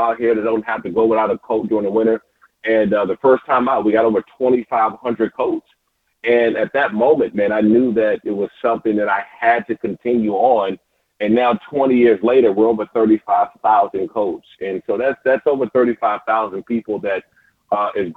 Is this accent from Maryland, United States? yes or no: yes; Prince George's County, Maryland, United States; I grew up in Prince George's County, Maryland, man. This is my home